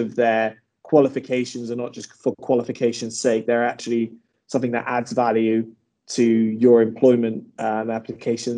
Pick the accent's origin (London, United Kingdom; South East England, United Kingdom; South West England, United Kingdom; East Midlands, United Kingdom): South West England, United Kingdom; Bristol; I was from Bristol